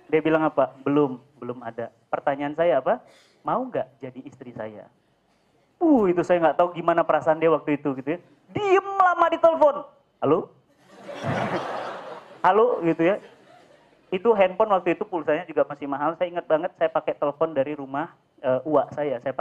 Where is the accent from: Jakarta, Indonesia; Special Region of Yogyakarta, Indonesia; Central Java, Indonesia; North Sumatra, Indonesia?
North Sumatra, Indonesia; Medan; Saya lahir dan besar di Medan, ya, bapak Sunda, ibu Jawa.